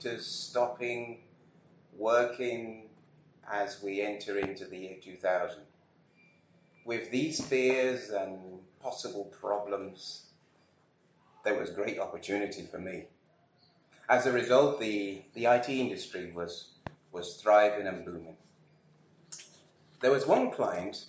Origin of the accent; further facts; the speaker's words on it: Birmingham, West Midlands, United Kingdom; being a Brummie